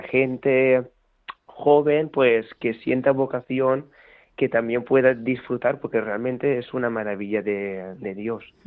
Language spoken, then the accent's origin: Spanish; Valencian Community, Spain; also born or lived in near Gandia; yo siempre digo que soy de Valencia, pero no vivo en Valencia en sí, sino vivo en un pueblecito que está a 10 minutos de Gandía